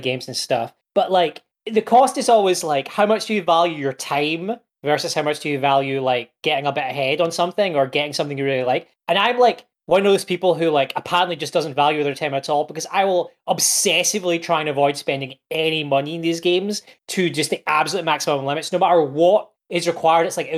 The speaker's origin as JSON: {"language": "English", "region": "Scotland", "country": "United Kingdom", "said": "I'm Scottish"}